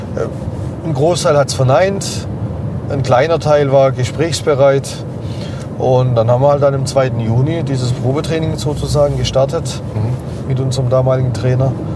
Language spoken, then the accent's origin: German; Baden-Württemberg, Germany; eins, zwei, drei Häuser, wo ich groß geworden bin